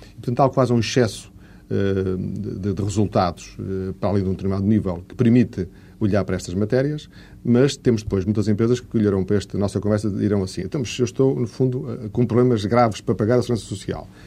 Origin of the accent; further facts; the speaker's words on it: Portugal; como português